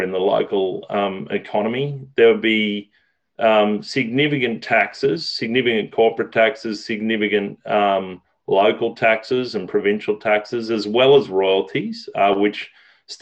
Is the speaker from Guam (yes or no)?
no; Australia; moved away as an adult; now in Canada; I grew up fishing rivers in Australia. I came to Canada 15 years ago